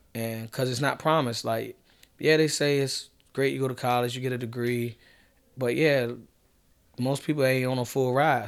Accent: Norfolk, Virginia, United States; growing up in Norfolk

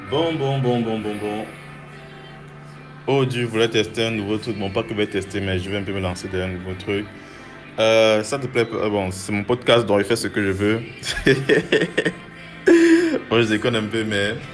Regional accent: Cameroon; je suis camerounais. Euh, J'habite au Cameroun.

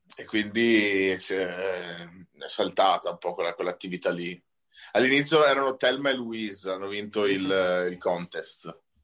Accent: Venice, Veneto, Italy; siamo veneti, io di Venezia e lui di Padova

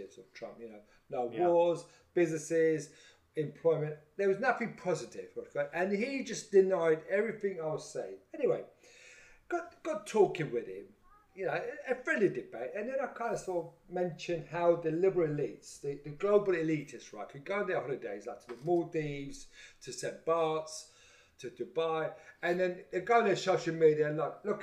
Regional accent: Kyrenia, Kyrenia District, Cyprus; moved away; I'm from Kyrenia.

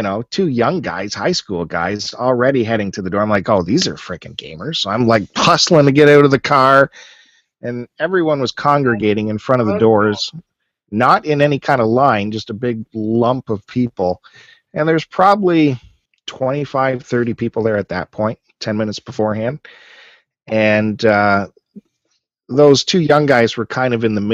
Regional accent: Canada; all of us being Canadian

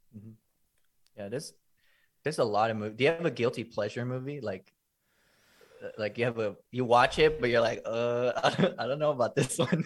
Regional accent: Los Angeles, California, United States; where I grew up, because I grew up in middle, like in my middle school, I literally grew up in the hood.

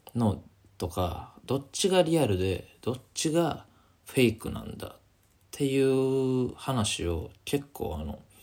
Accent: Kansai, Japan; moved away as an adult; now in Tokyo, Japan; 大学卒業してこっち来てあの関西から上京してきて東京来た

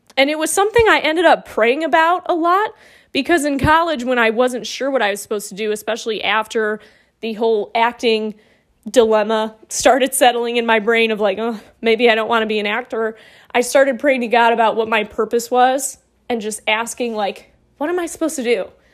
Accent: Monroe, Michigan, United States; moved away as an adult; also born or lived in Toledo, Ohio; now in Roanoke, United States; Monroe, Michigan, where I really grew up

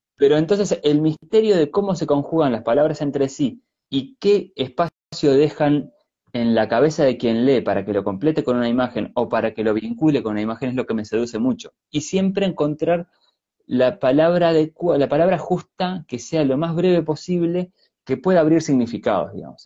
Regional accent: Argentina; also born or lived in Chile; now in Montevideo, Uruguay; yo nací en Argentina, pero vivo en Uruguay desde hace mucho tiempo

